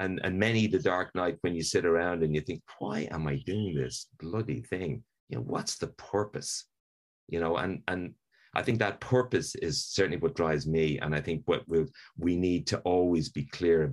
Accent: Dublin, Leinster, Ireland; I'm Irish, which of course is a privilege in life. But, you know, I grew up in Dublin.

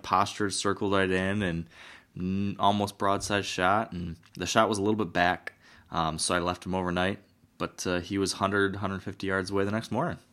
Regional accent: Michigan, United States; my home state

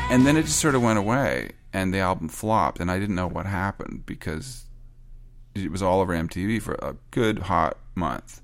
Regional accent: Canada; I'm Canadian

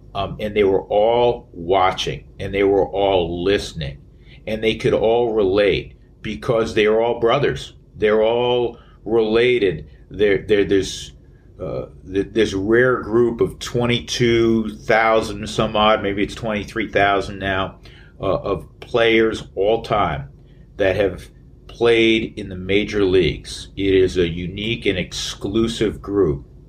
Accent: New York City, New York, United States; moved away; my hometown of uh, the Big Apple

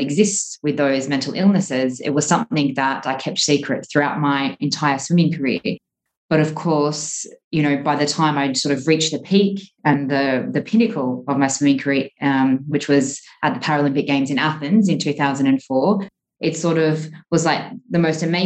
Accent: Australia; moved away as an adult; now in Dubai, United Arab Emirates; growing up in Australia, as a generalization, we're quite a sporty nation

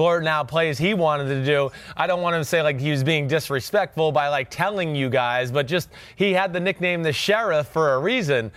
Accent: New Jersey, United States; I'm from New Jersey

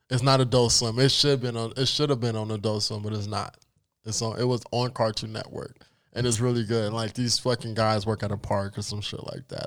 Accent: United States; Yes, I am black and I have roots from Africa, but I was born in America

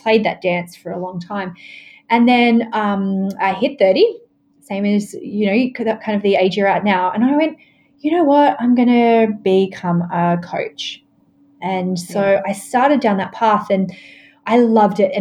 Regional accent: Australia; I grew up in Australia

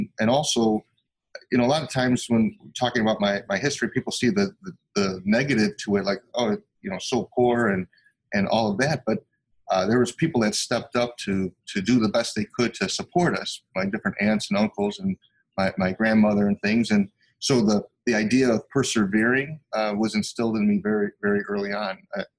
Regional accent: Chicago, Illinois, United States; I grew up super poor in Chicago in the United States, and we had a real difficult time just even having enough money to eat.

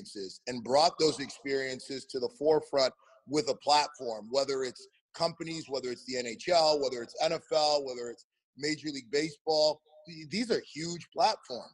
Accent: Canada; moved away as an adult; also born or lived in Nashville / New York area; now in United States; I'm Canadian. I'm not from the United States

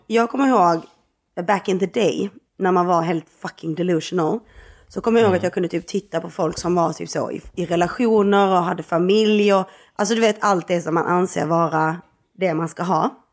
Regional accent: Skåne, Sweden; som skåning

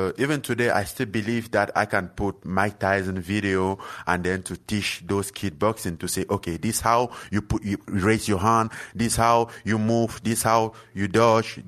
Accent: Cameroon; born or raised there; moved away

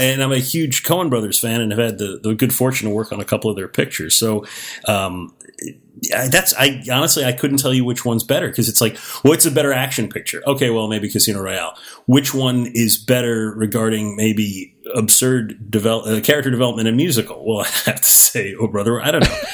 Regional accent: Miami, Florida, United States; I grew up in Miami, Florida

